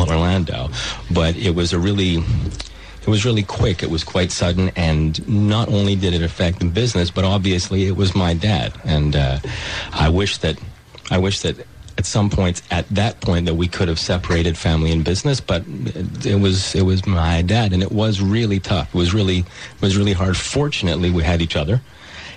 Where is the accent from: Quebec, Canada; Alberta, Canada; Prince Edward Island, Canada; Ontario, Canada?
Quebec, Canada; Montreal; also born or lived in Toronto; I moved back to Montreal from Toronto. I was probably like a lot of other people my age who left Montreal after school, moved to Toronto